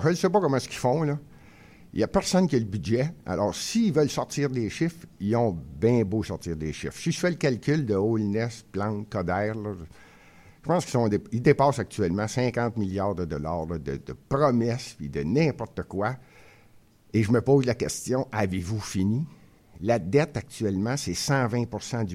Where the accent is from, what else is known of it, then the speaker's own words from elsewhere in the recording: Montreal, Quebec, Canada; je suis né à Montréal. Mon père est né à Montréal